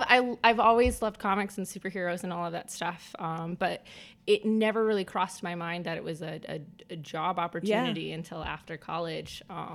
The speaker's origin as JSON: {"language": "English", "region": "Midwest", "country": "United States", "said": "Yeah, well, I'm from the Midwest."}